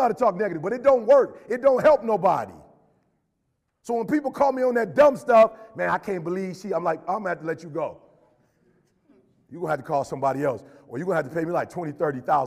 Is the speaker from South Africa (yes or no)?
no; Chicago, Illinois, United States; moved away; also born or lived in Detroit; I'm from Chicago originally